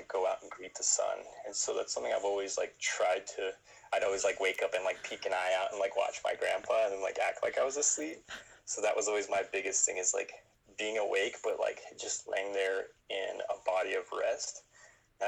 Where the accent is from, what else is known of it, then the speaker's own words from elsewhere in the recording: Ganado, Arizona, United States; from the Navajo Nation, specifically born and raised in Ganado, Arizona, straight up Rez dog through and through.